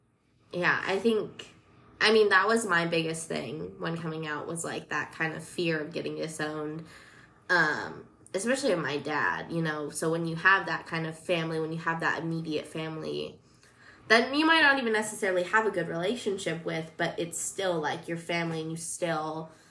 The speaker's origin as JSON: {"language": "English", "region": "Colorado", "country": "United States", "tie": "born or raised there", "said": "Because I'm from Colorado, and so I was raised very, you know, just that stuff didn't happen as much, I guess. And then I moved here"}